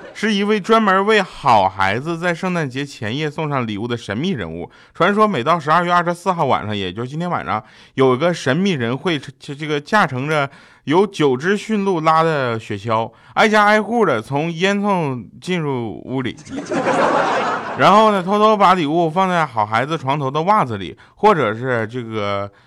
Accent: Northeast China, China; now in Shanghai, China; 话说我现在人在上海，特别想念在东北打雪仗的时候

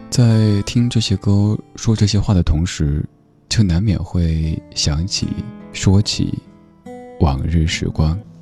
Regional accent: Chengdu, Sichuan, China; 我的家乡那座城市

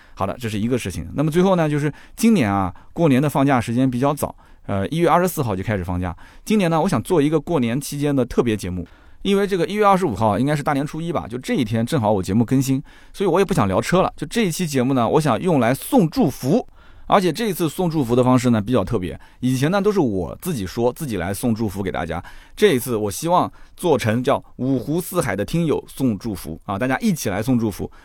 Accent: Nanjing, Jiangsu, China; 你明知道我南京人乐乐不分

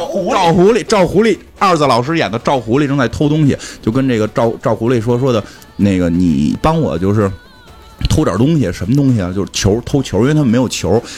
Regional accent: China; 让我们中国人意淫一下

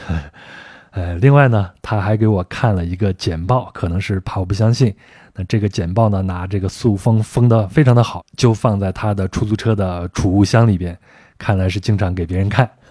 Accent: Beijing, China; 我就说是从北京来

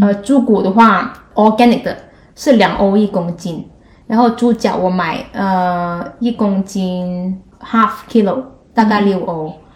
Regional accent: Guangdong, China; moved away as an adult; also born or lived in Hong Kong; now in Netherlands; 作为一个广东人

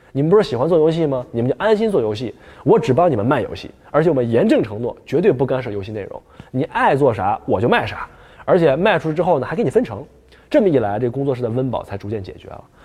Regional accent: Northeast China, China; accent: Northeastern Mandarin; 我们东北话

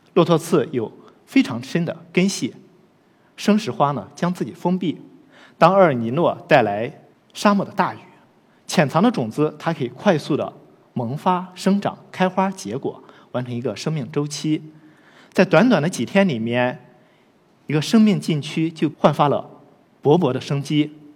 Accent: Loess Plateau, China; 我出生和成长在黄土高原

